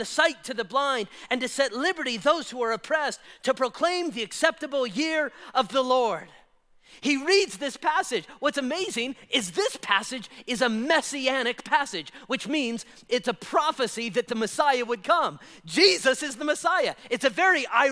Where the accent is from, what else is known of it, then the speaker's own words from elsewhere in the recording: Spring Valley, Nevada, United States; I was raised in Spring Valley. So Rainbow and Flamingo area, that was my growing up stomping grounds